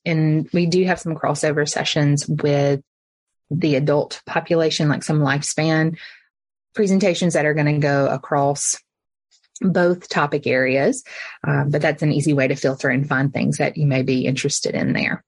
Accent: Alabama, United States; moved away as an adult; also born or lived in Memphis, Tennessee; I am from Alabama originally

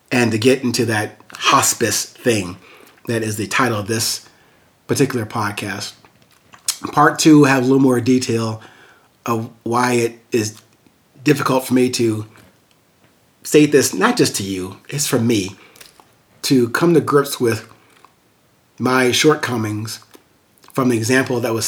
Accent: Amityville, New York, United States; in this really small house where I was born in Amityville, New York

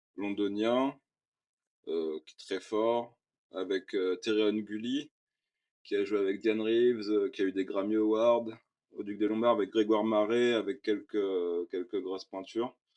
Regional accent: Réunion; En tant que réunionnais

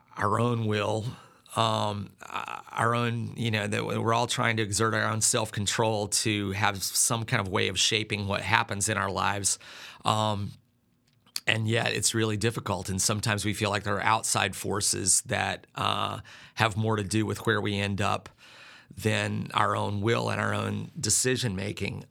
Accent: Sandpoint, Idaho, United States; moved away as an adult; now in South Carolina, United States; my hometown is Sand Point

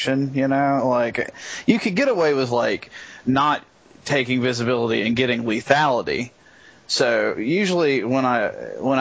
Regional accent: United States; I'm American

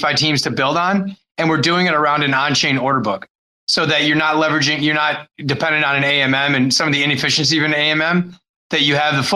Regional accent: Wisconsin, United States; moved away as an adult; also born or lived in Chicago / Costa Rica; I grew up in Wisconsin

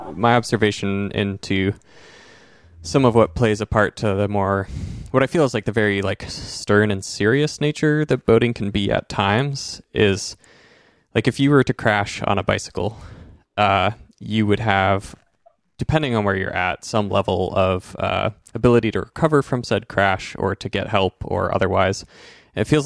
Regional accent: Enterprise, Oregon, United States; I grew up in Eastern Oregon, so Wallowa County, Enterprise, Joseph area

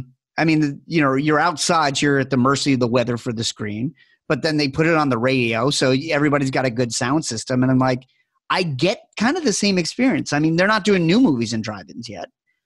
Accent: New York, United States; growing up in New York

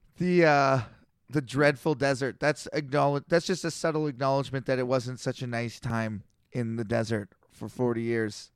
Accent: Canada; I'm a Canadian.

